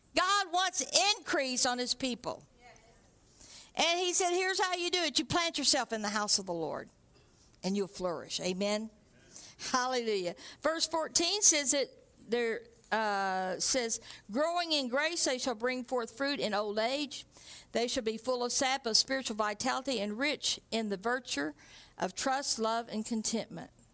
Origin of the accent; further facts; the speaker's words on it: Texarkana, United States; moved away; David and I grew up in Texarkana